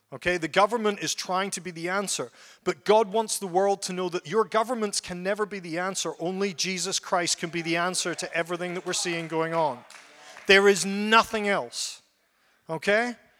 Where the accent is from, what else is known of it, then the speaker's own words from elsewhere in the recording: Ellenbrook, Western Australia, Australia; I'm from Ellenbrook